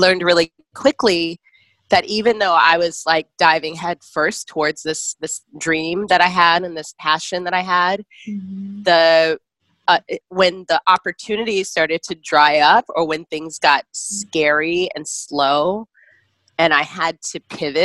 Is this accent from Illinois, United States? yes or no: yes; Chicago, Illinois, United States; moved away as an adult; also born or lived in Bay Area, California; now in Brooklyn, United States; I'm originally from Chicago, so I kind of grew up with that as my backdrop.